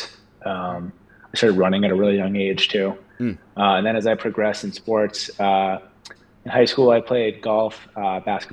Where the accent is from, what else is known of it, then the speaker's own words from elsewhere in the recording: Cape Cod, Massachusetts, United States; I grew up about an hour and a half south of Boston, Massachusetts, in Cape Cod, Massachusetts